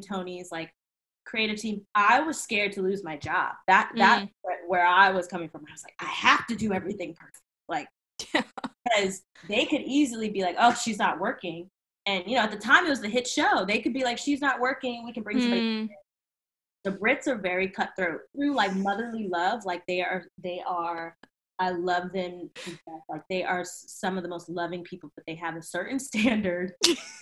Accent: Virginia, United States; I'm from Virginia

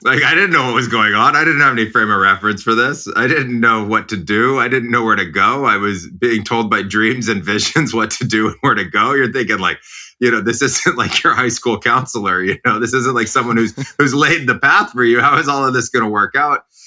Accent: Los Gatos, California, United States; I grew up in Los Gatos

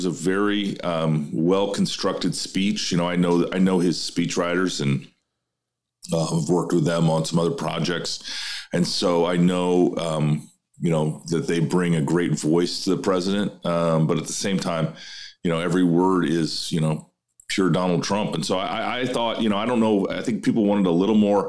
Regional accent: Iowa, United States; my home state of Iowa

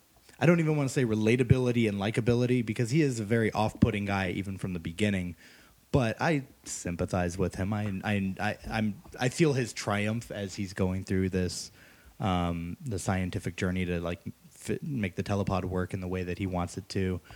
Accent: Texas, United States; I am from Texas.

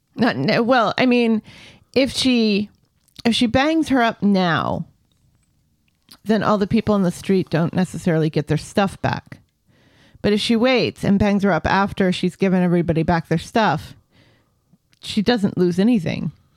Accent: United States; I'm American

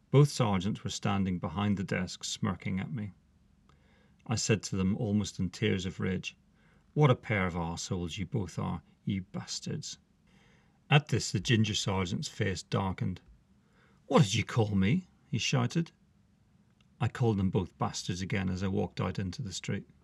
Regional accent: Northern Ireland, United Kingdom; Could it have been because … because I came from Northern Ireland?

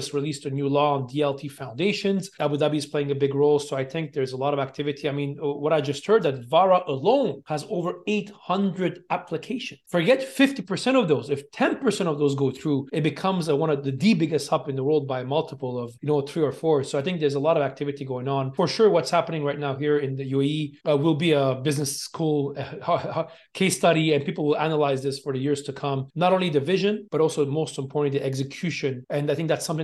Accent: Montreal, Quebec, Canada; moved away as an adult; also born or lived in China / Hong Kong; now in Dubai, United Arab Emirates; I'm originally from Montreal, Armenian background, born and raised in Montreal in Canada, then went to China and then Hong Kong

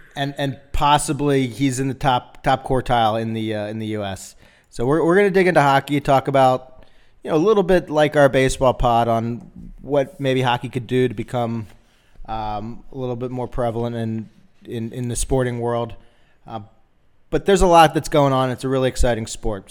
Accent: Philadelphia, Pennsylvania, United States; moved away; I grew up in Philadelphia

